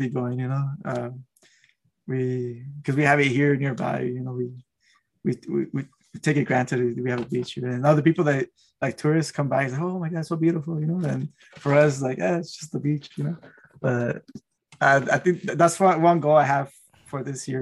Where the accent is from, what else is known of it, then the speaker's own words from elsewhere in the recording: Oxnard, California, United States; I'm Oxnard